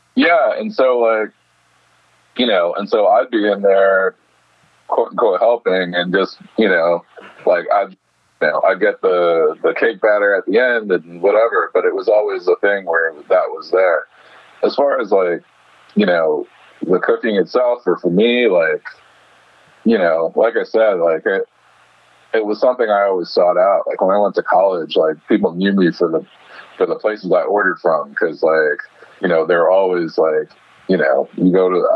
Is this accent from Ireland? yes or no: no; New York City, New York, United States; I grew up in Bed Stuy, and so Bed Stuy is always like you know I think about I think about home in my sort of formative years